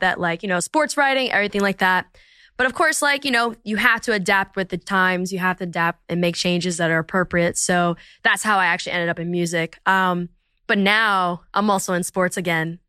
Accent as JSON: {"language": "English", "town": "Princeton", "region": "New Jersey", "country": "United States", "tie": "born or raised there", "also_born_or_lived": "Abington, Pennsylvania / Philadelphia, Pennsylvania", "said": "New Jersey, which is where I was raised from probably like kindergarten to, yeah, through high school."}